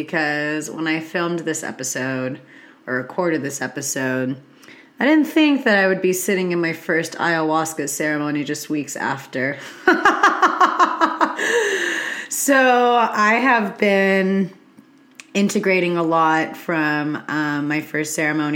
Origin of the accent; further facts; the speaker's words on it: California, United States; being a Californian myself